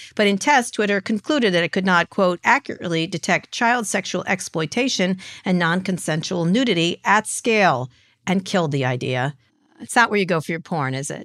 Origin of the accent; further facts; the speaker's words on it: Princeton, New Jersey, United States; I grew up in Princeton, New Jersey.